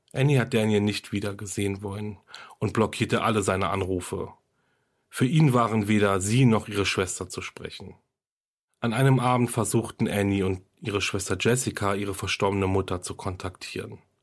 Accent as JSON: {"language": "German", "country": "Germany", "said": "Hier bei uns in Deutschland"}